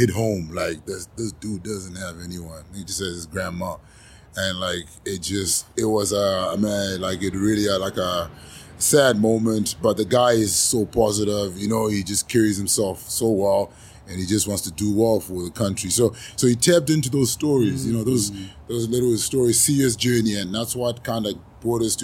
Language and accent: English; Zimbabwe; moved away; also born or lived in South Africa; I was born in Zimbabwe